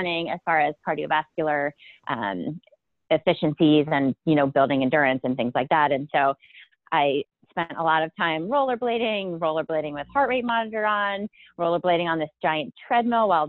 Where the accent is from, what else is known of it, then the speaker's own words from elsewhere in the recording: Pennsylvania, United States; moved away as an adult; also born or lived in Amherst, Massachusetts / San Francisco; now in Portland, United States; I grew up in Pennsylvania, and I went to college at the University of Massachusetts in Amherst